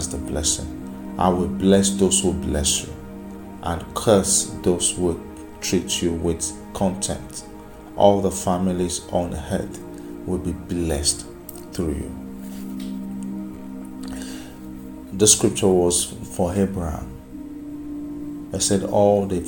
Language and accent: English; Nigeria; I'm from Nigeria, I'm from Africa